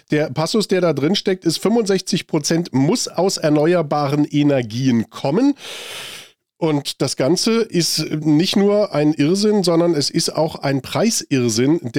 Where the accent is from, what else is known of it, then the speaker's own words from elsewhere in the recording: Germany; 500 Milliarden Euro was bekommen wir dafür so als Deutsche?